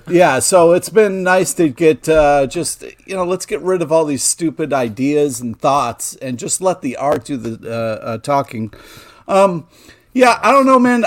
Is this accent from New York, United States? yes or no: yes; Rochester, New York, United States; growing up in Rochester